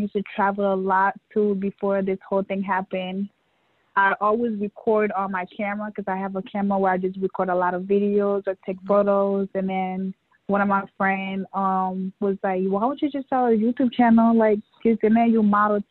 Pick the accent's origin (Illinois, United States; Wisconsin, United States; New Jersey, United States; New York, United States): New York, United States; born or raised there; also born or lived in West Africa / Liberia / Guinea